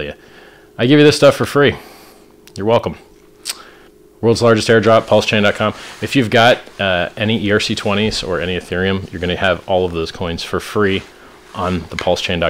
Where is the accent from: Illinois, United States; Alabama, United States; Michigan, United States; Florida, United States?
Florida, United States; I'm from Florida